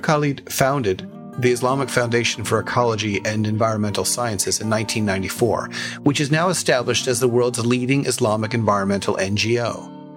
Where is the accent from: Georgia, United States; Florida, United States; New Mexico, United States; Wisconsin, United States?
New Mexico, United States; now in Seattle, United States; I drove from my hometown in New Mexico back to Seattle, Washington, where I live